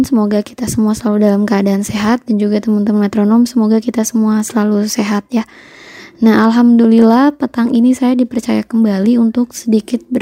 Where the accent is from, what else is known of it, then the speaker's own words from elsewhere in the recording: Java, Indonesia; Beliau sama dengan saya orang Jawa